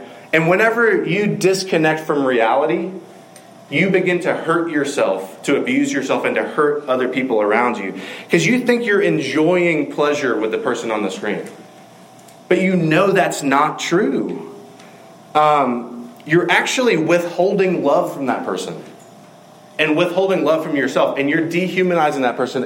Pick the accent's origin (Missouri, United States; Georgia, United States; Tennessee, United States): Georgia, United States; Macon; Macon, Georgia, my hometown